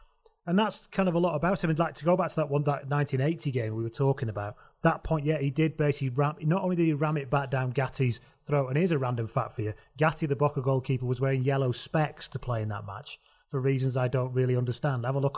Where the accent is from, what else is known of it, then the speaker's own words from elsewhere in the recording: England, United Kingdom; as we're all English people sat here